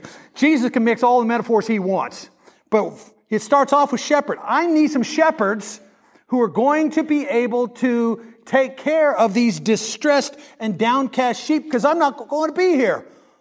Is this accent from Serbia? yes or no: no; Kansas, United States; now in Mississippi, United States; I come from Kansas, but we have harvest here in Mississippi.